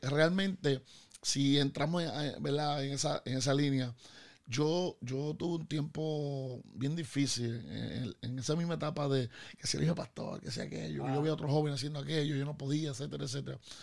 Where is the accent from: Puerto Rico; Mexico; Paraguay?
Puerto Rico; Bayamón; also born or lived in Río Piedras; yo eh, eh, soy vaquero, de Bayamón